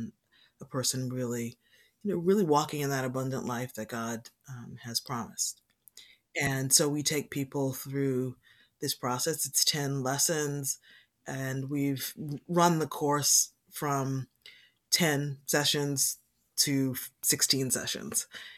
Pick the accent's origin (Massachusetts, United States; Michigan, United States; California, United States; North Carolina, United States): Massachusetts, United States; Boston; So I'm a Boston native. So I was born in Boston. I've lived here most of my life.